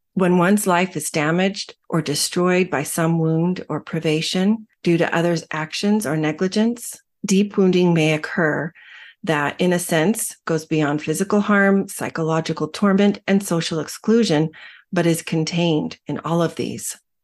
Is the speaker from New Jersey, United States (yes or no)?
no; Arizona, United States; When I was young, growing up in Arizona, we took swimming lessons every single summer